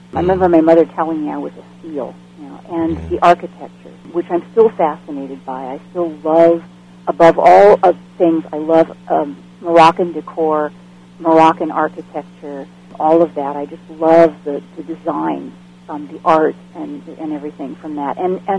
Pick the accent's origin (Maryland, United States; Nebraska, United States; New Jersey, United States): Nebraska, United States; Bellevue; also born or lived in California; And then we moved from there to California, and I spent most of my childhood years in Nebraska, in Bellevue, which is just outside of Omaha, along the river